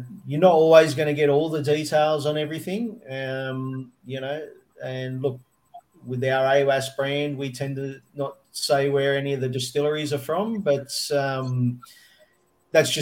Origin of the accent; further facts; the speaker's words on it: Australia; we imprint our identity as Australians on whatever we